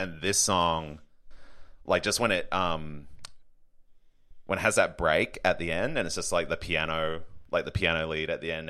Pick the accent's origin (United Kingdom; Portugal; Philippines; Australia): Australia; Brisbane, Queensland; now in Sydney, Australia; So I grew up in Brisbane, Queensland. Yeah. I live in Sydney now.